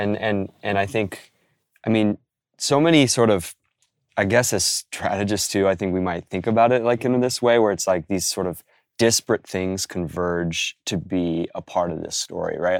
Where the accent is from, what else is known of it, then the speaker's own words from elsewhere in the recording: Oregon, United States; now in New York, United States; born in, in Oregon, uh, living out here in New York